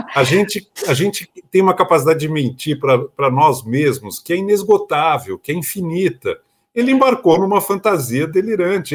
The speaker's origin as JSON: {"language": "Portuguese", "country": "Brazil", "said": "como brasileiro"}